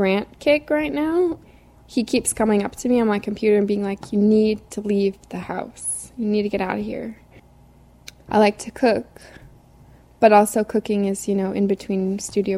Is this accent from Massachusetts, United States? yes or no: yes; Cape Cod, Massachusetts, United States; moved away; I'm from Cape Cod, Massachusetts. I grew up on the Cape.